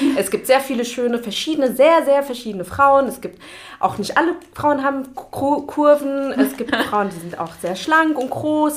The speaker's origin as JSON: {"language": "German", "country": "Germany", "tie": "born or raised there", "said": "bin ich hier in Deutschland geboren und aufgewachsen"}